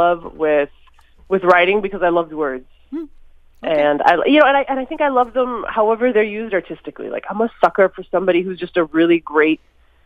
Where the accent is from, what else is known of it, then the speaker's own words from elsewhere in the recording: Minneapolis, Minnesota, United States; I was born in Minneapolis